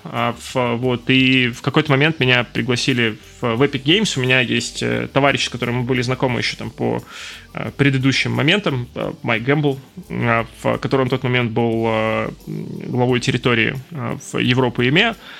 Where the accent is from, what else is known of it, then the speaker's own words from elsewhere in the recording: Donetsk, Donetsk Oblast, Ukraine; moved away as an adult; also born or lived in Kyiv; я из Донецка